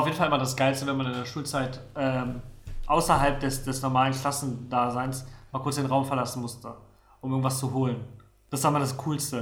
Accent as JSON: {"language": "German", "town": "Rostock", "region": "Mecklenburg-Vorpommern", "country": "Germany", "tie": "born or raised there", "also_born_or_lived": "Neustrelitz", "moved": "yes", "said": "ich bin auch tatsächlich äh, die ersten sieben Jahre meines Lebens in Neustrelitz gewohnt, das ist äh, in der Mitte von Mecklenburg, vorpommern und bin dann äh, an die Ostsee gezogen, nach Rostock"}